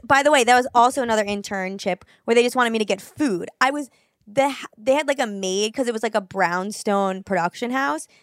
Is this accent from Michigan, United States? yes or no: no; New York City, New York, United States; growing up in New York City